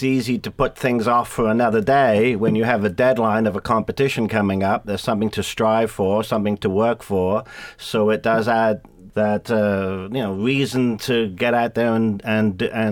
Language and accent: English; England, United Kingdom; moved away; being English, we have a tradition in England of drinking beer and singing